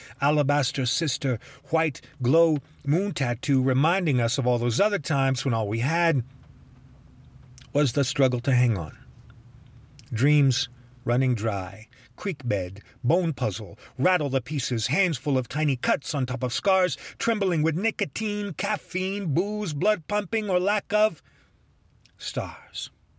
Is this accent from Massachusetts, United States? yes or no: yes; Boston, Massachusetts, United States; I mean, I come from Boston, rough and tumble